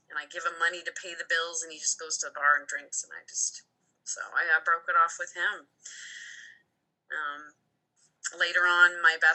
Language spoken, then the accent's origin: English; Ontario, Canada; moved away as an adult; now in Alberta, Canada; I moved out west with my sister in 06. We moved from Ontario to um, Alberta, and we just wanted to go on an adventure.